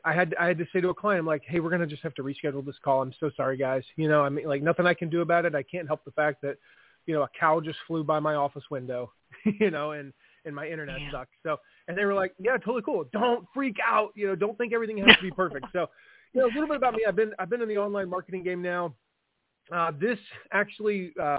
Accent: Fort Wayne, Indiana, United States; I live in Fort Wayne, Indiana, which is, and tell people, you know, I say I'm from Fort Wayne, Indiana

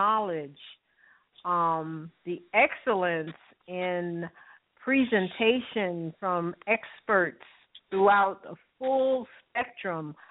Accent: New York City, New York, United States; I basically was born and raised in Harlem, but I was born and raised in Harlem when Harlem was really a village

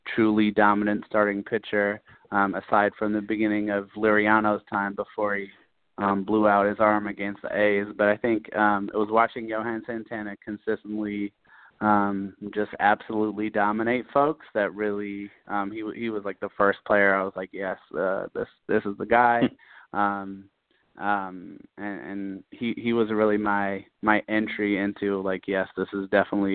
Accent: London, United Kingdom; moved away as an adult; also born or lived in Twin Cities, Minnesota; I was actually born and raised in London, England. I lived there for most of my young life

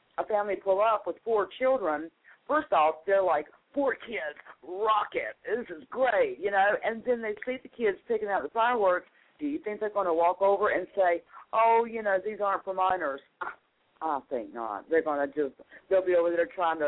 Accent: North Carolina, United States; when I was growing up in North Carolina, we would drive across the state line

